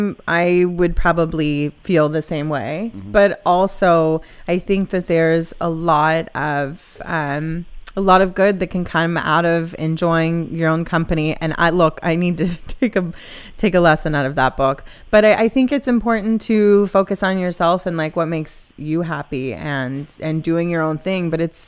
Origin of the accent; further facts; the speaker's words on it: Mississippi, United States; moved away; I'm from Mississippi.